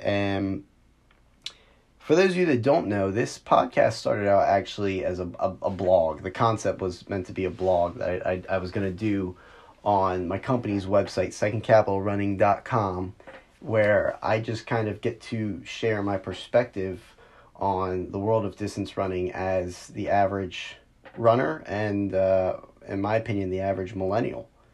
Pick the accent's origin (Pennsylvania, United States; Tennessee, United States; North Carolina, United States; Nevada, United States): Pennsylvania, United States; near Philadelphia; having grown up close enough to Philly to get away with saying that I'm from Philly